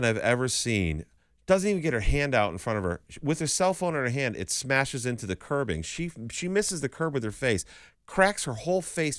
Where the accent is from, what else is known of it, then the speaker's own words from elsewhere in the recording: Chicopee, Massachusetts, United States; I'm from Chicopee. It's half French